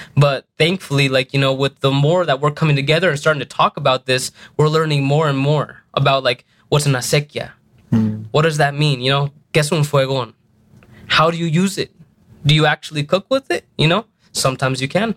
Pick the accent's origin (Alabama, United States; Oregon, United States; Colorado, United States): Colorado, United States; Denver; also born or lived in New Mexico; being a young kid here in Denver, I grew up